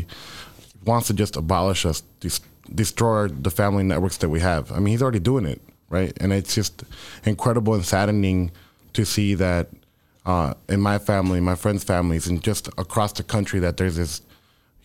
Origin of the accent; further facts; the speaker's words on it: Chicago, Illinois, United States; English is a second language; also born or lived in Fresnillo, Zacatecas, Mexico / Los Angeles; I was born in Mexico, I consider myself like Chicago raised, Chicago bred